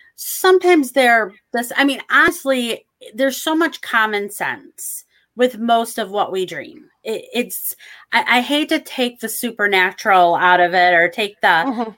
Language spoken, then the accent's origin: English; Michigan, United States; I'm from Michigan, so we have water everywhere